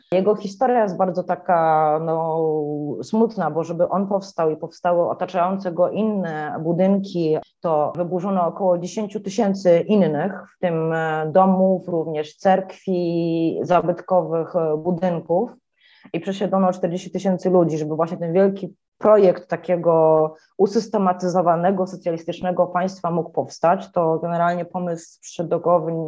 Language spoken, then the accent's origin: Polish; Poland; moved away as an adult; now in Bucharest, Romania; jestem z Polski, że tu się przeprowadziłam